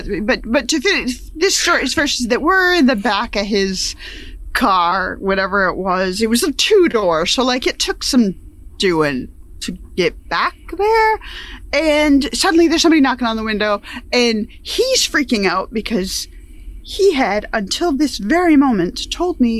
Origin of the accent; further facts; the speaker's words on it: upstate New York, United States; we grew up in upstate New York, so my pattern and style of speech, my accent, is pretty much how people sounded there.